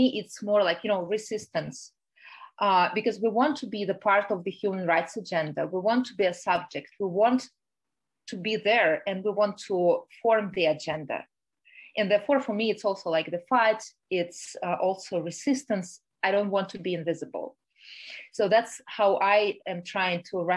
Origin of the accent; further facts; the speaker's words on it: Russia; moved away; I'm originally from Russia and I still have a Russian passport